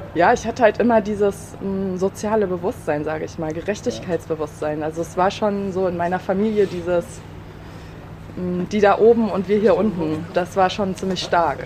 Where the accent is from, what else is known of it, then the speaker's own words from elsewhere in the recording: Kassel, Hesse, Germany; moved away as an adult; also born or lived in Überlingen / Istanbul; now in Bremen, Germany; Bin zwar geboren in Überlingen, allerdings in Kassel aufgewachsen